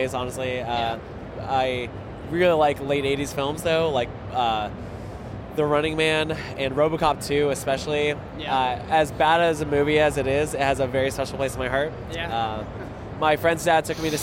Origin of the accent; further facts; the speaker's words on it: Oakland, California, United States; Oakland, California